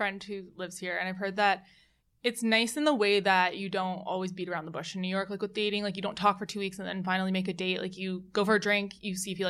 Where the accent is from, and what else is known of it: Vancouver, British Columbia, Canada